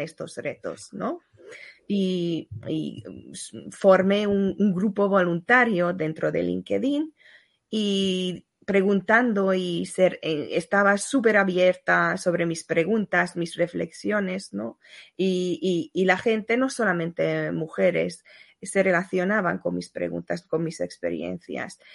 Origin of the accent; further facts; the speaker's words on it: Hungary; moved away; vengo de Hungría